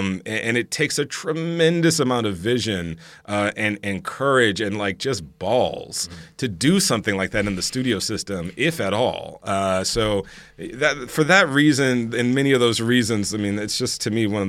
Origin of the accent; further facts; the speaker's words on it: the South, United States; I grew up Black Catholic in the South, okay?